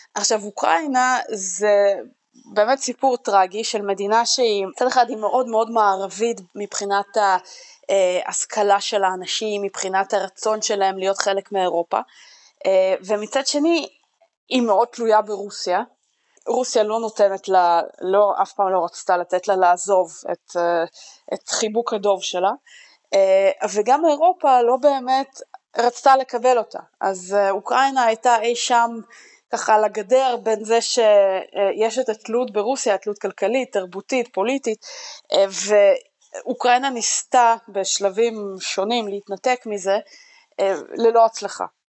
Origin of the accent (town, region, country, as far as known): Israel